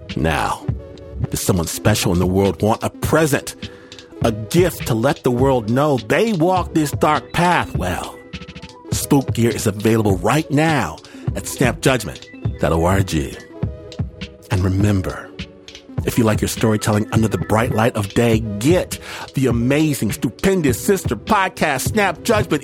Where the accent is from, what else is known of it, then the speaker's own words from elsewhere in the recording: United States; because I'm American